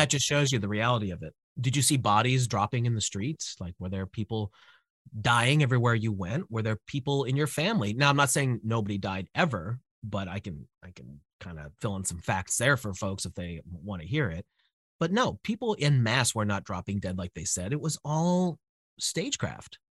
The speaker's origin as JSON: {"language": "English", "country": "United States", "said": "I'm, I'm American"}